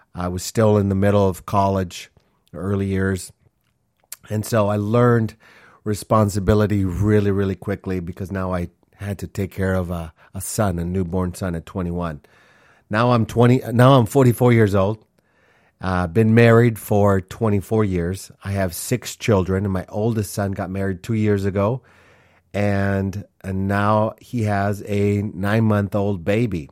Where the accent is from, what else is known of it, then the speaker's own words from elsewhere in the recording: Minneapolis, Minnesota, United States; also born or lived in Honduras; when I was six years old, my family moved to Minneapolis, Minnesota, and that's where I grew up.